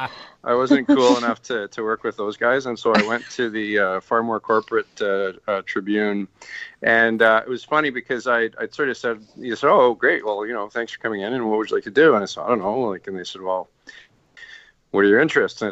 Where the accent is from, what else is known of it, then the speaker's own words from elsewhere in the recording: Canada; also born or lived in Montreal, Quebec / Ottawa, Ontario; I grew up mostly in Montreal and Ottawa